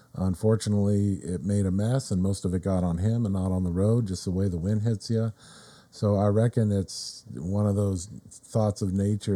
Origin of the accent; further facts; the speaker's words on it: Riverside, California, United States; also born or lived in Corona, California; I'm from Riverside, California.